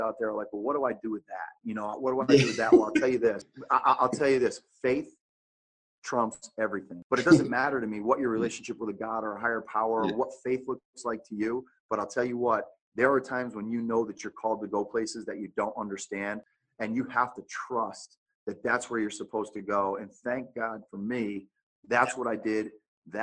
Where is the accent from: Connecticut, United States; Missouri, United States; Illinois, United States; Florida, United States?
Connecticut, United States; moved away as an adult; now in Phoenix, United States; I grew up in Connecticut